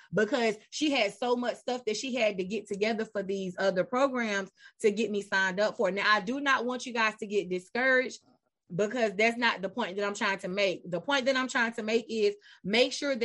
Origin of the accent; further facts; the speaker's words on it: Charlotte, North Carolina, United States; I was born and raised in Charlotte